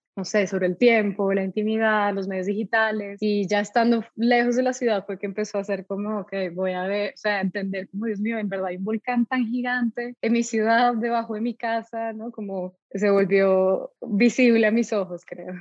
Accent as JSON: {"language": "Spanish", "town": "Pasto", "region": "Nariño", "country": "Colombia", "tie": "born or raised there", "also_born_or_lived": "England", "moved": "as an adult", "said": "yo soy de Pasto, entonces crecí allá, eh, mi familia es de allá"}